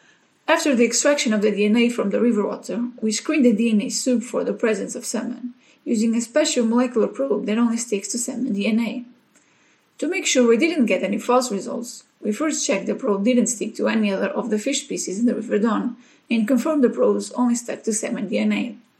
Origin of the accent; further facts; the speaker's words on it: Portugal; English is a second language; now in Sheffield, United Kingdom; I came to Sheffield from Portugal for 6 months to share my experience on molecular techniques